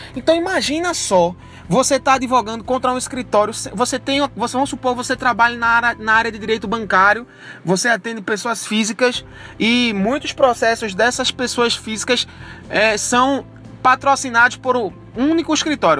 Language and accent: Portuguese; Barreiros, Pernambuco, Brazil; also born or lived in Recife; Barreiros porque é minha cidade natal, eu tenho minha família lá, meus pais moram lá